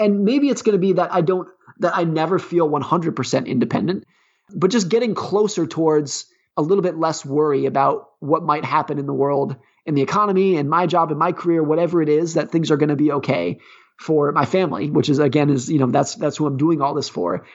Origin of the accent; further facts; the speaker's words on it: California, United States; I grew up ski racing in Lake Tahoe, California